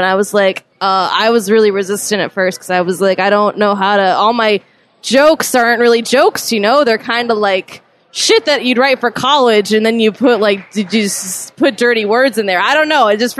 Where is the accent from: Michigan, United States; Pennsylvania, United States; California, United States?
Michigan, United States; Battle Creek; Battle Creek, like 2 hours north of like Gary in Chicago.